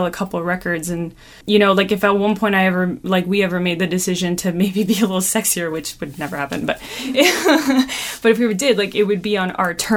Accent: Toronto, Ontario, Canada; We're from Toronto

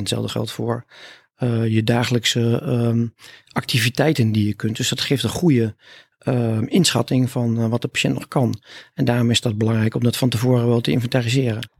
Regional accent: Hellendoorn, Overijssel, Netherlands; accent: Twents; also born or lived in Almelo / Groningen; Ik kom uit Twente. Eh, soms is dat te horen, hè? maar eigenlijk altijd is dat te horen. Dus ik kom uit Hellendoorn, daar ben ik geboren. En ik heb een eh, middelbare schooltijd gedaan in Omlo

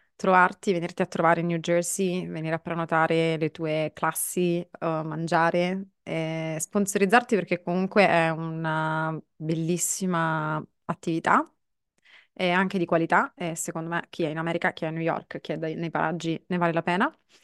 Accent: Sicily, Italy; io vengo dalla Sicilia

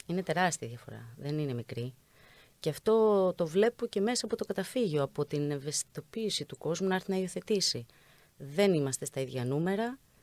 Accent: Greece; σαν Έλληνες

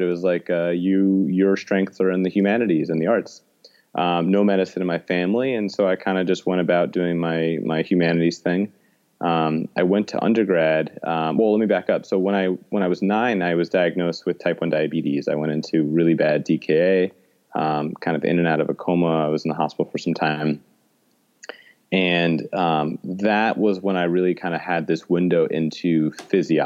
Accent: New York City, New York, United States; I'm born and raised in New York City

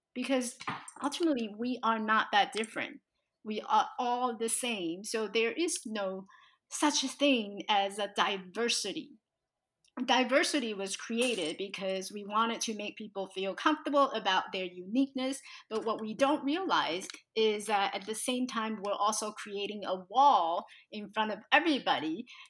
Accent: Taiwan; now in United States; So I was born in Taiwan, and growing up in this tiny little village with all my relatives

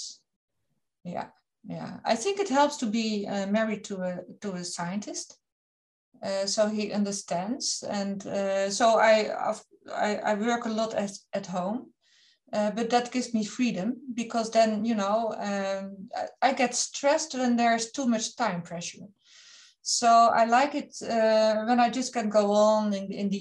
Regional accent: Netherlands; I'm from the Netherlands

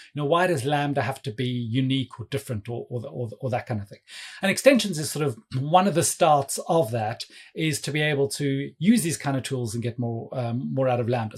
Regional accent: South Africa; now in London, United Kingdom; I'm based in London. Um, but yeah, please don't let my accent fool you. I'm actually originally from South Africa

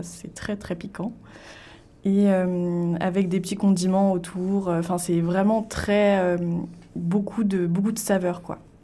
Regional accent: Le Mans, Pays de la Loire, France; also born or lived in Paris; now in Toronto, Canada; moi, je suis née au Mans, dans la Sarthe. Ensuite, j'ai déménagé à Paris

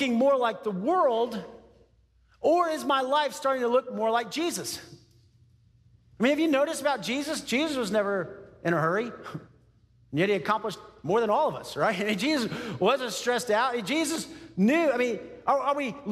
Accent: Texas, United States; I grew up in Texas

